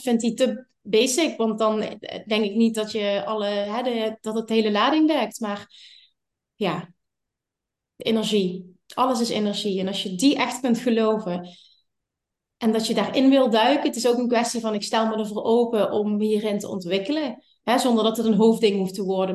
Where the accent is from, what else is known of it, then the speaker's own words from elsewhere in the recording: Limburg, Netherlands; ik kom uit Limburg